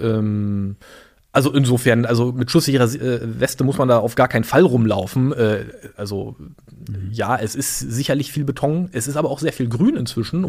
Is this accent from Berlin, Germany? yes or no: yes; Berlin, Germany; born or raised there; also born or lived in Chemnitz / Greifswald